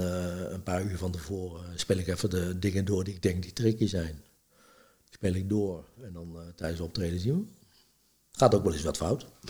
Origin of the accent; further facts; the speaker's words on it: Deventer, Overijssel, Netherlands; also born or lived in Apeldoorn; now in Olst, Netherlands; uit Deventer, geboren in Apeldoorn, getogen in Deventer, wonende te Olst